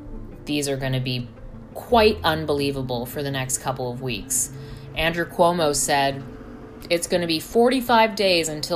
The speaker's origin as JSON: {"language": "English", "town": "Toronto", "region": "Ontario", "country": "Canada", "tie": "born or raised there", "said": "Being a Canadian citizen, born and raised in Toronto"}